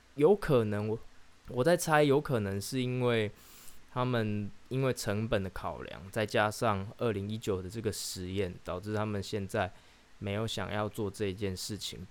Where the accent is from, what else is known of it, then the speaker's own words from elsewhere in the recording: Chiayi, Taiwan; 可以叫我嘉义人